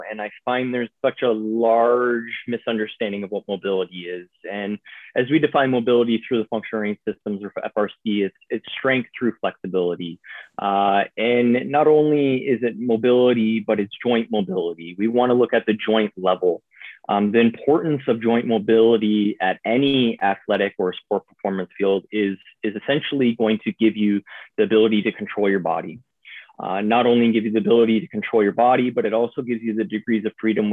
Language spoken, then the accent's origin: English; Niagara Falls, Ontario, Canada; moved away as an adult; I'm from Niagara Falls, Canada